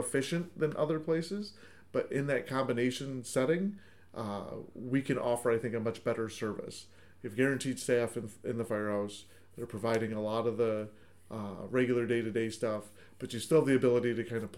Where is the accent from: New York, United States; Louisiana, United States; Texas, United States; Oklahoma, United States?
New York, United States; Sherburne; I still volunteer in my hometown in Sherburn